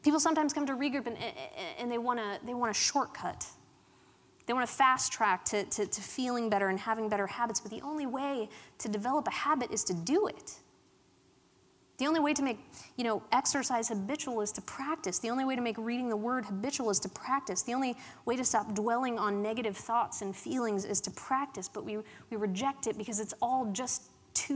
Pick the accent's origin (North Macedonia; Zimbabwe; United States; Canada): United States; Pittsburgh, Pennsylvania; accent: Pittsburgh; I grew up in Pittsburgh in a town, in a place called Allentown, and the accent, the Pittsburgh accent, is strong with the locals